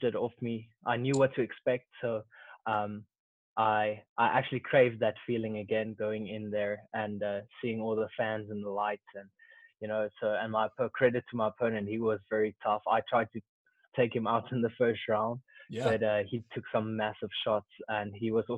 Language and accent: English; Pretoria, Gauteng, South Africa; I grew up in Pretoria, South Africa